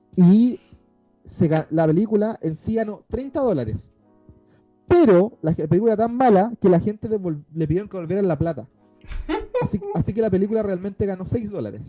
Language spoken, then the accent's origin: Spanish; Puente Alto, Santiago Metropolitan Region, Chile; crecí en Puente Alto